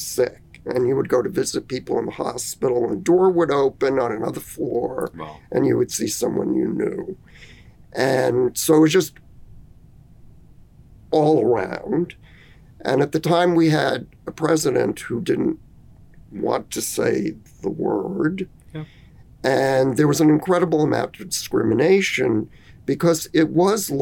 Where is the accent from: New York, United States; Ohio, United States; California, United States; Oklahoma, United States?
New York, United States; I had the advantages of growing up in New York